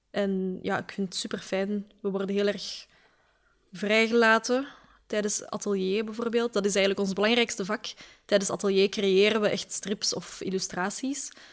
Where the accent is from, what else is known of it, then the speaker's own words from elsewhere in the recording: Westmalle, Flanders, Belgium; ik kom van de Kempen, hè, dus het is daar echt extreem wit eigenlijk, de samenleving. Eh, toen ik op school zat in Westmal, in Sint-Jan